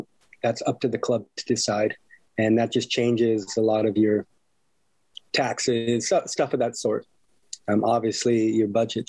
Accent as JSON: {"language": "English", "town": "Temecula", "region": "California", "country": "United States", "tie": "born or raised there", "said": "really wanting to help things here back in my hometown of Temecula where I grew up."}